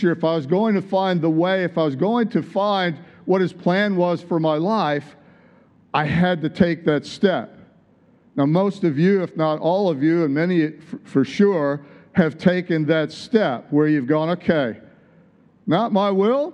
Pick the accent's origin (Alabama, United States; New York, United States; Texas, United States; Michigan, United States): Michigan, United States; moved away as an adult; also born or lived in San Diego, California / Tulsa, Oklahoma; I'd moved there from Michigan, my home state.